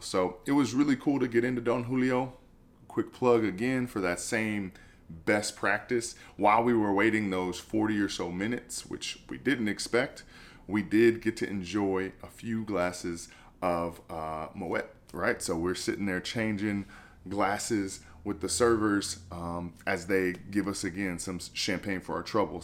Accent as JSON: {"language": "English", "country": "United States", "said": "I'm an American"}